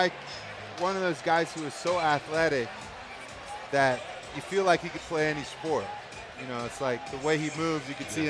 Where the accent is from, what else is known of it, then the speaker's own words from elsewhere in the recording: Northern California, United States; I grew up in Northern California.